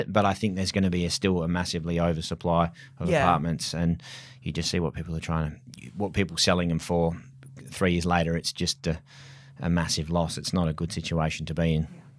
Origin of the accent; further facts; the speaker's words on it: Mount Lawley, Western Australia, Australia; I was brought up in Mount Lawley, so totally different area.